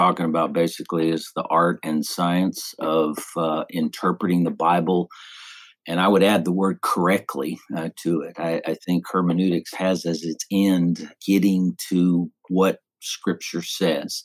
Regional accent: Texas, United States; also born or lived in Alabama; I was born and raised in Texas

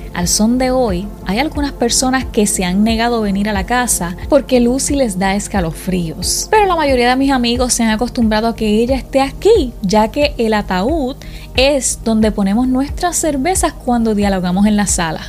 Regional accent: Puerto Rico; Yo soy de Puerto Rico

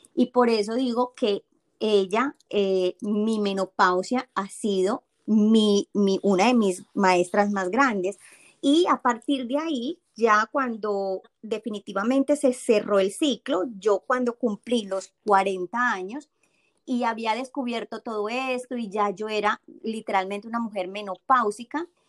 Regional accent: Colombia; moved away as an adult; now in Boston, United States; soy colombiana, eh, tengo 44 años y hace 7 años que vivo aquí en Boston, en Estados Unidos.

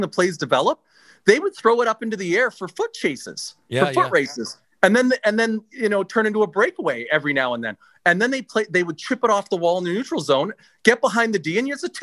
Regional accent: Vancouver, British Columbia, Canada; I'm from Vancouver

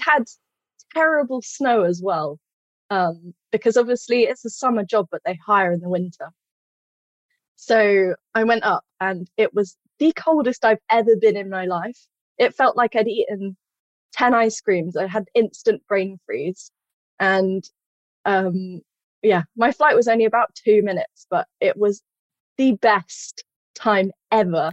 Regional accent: Stroud, South West England, United Kingdom; I'm from Stroud

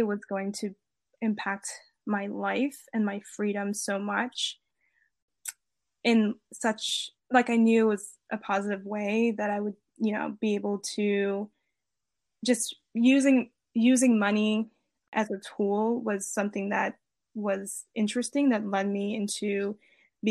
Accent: Maryland, United States; moved away as an adult; also born or lived in Virginia / Los Angeles; I'm originally from Maryland.

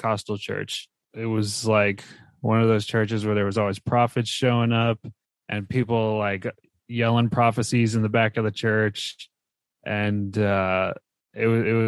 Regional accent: New Jersey, United States; moved away as an adult; also born or lived in Texas; I was born and raised in New Jersey.

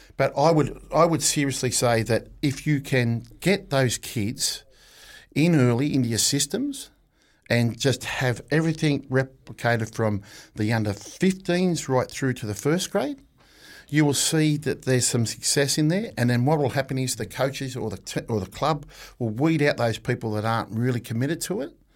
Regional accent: Australia; now in New Zealand; as an Australian

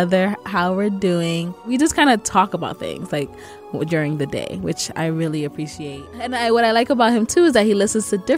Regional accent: Sierra Leone; I'm Sierra Leonean.

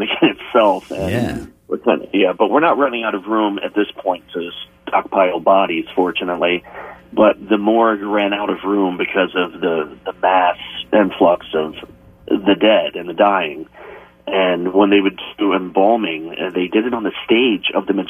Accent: Pike County, Ohio, United States; I grew up in Pike County

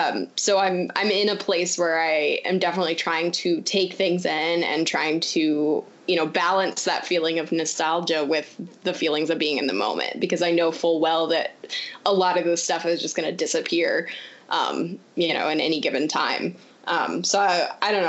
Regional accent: Champaign, Illinois, United States; moved away; I grew up in Champaign most of my life

